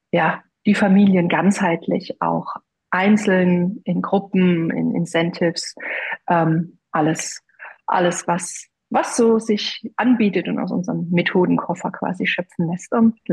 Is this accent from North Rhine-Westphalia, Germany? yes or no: no; Brühl, Baden-Württemberg, Germany; habe ich äh, hier in meinem Heimatort in Brühl bei Heidelberg mit meiner Freundin eine Praxis aufgemacht.